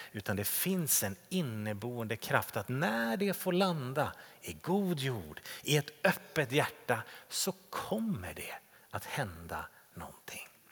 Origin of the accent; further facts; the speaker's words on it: Täby, Stockholm County, Sweden; min hemförsamling där jag växte upp i Täby